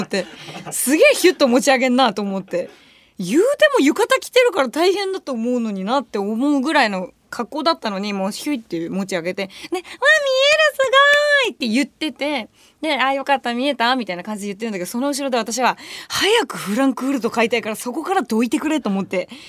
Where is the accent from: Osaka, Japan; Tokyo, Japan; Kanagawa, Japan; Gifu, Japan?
Tokyo, Japan; 私、下町出身だから